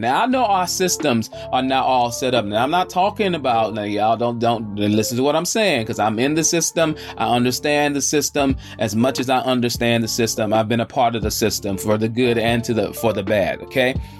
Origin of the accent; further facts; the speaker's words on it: Charlotte, North Carolina, United States; I'm coming from the South, the Queen City, Charlotte, North Carolina, the QC.